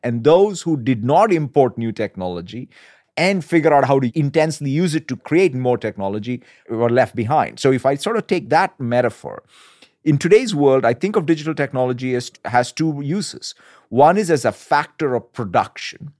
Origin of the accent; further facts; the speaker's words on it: India; moved away; growing up in India and, as you said, as a son of a civil servant